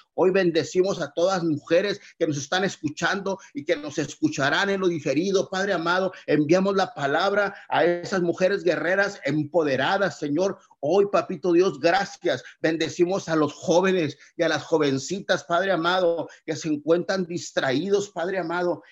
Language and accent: Spanish; Tamaulipas, Mexico; nuestro precioso estado de Tamaulipas